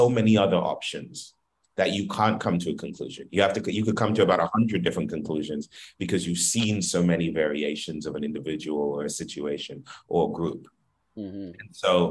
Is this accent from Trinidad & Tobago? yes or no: yes; Trinidad & Tobago; also born or lived in Philadelphia; now in United States; I'm not actually from America. I'm from the Caribbean, but I've been a citizen pretty recently, and I've been a resident